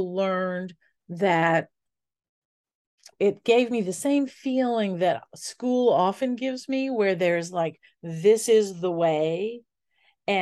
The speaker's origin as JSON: {"language": "English", "town": "New Orleans", "region": "Louisiana", "country": "United States", "tie": "born or raised there", "said": "growing up in New Orleans"}